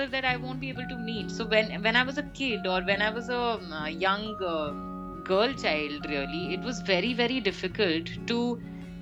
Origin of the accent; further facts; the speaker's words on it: Delhi, India; also born or lived in Cardiff, Wales; Delhi was like Delhi, as we all know. I've spent most of my childhood there